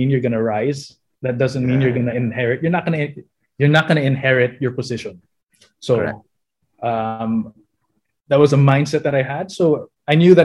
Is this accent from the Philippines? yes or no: yes; Philippines; also born or lived in United States; So I was born in 80, came back here in 86, spent all the way through high school out here